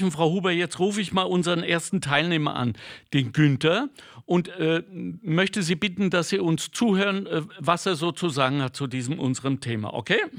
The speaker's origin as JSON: {"language": "German", "region": "North Rhine-Westphalia", "country": "Germany", "said": "ich bin ja kein Skifahrer, ich komme aus dem Ruhrgebiet"}